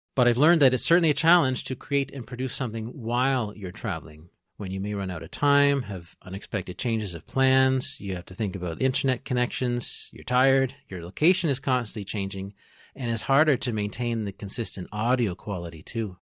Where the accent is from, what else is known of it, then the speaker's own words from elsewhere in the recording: Peterborough, Ontario, Canada; now in Trois-Rivières, Canada; I am originally from Peterborough, Ontario, I'm a proud Canadian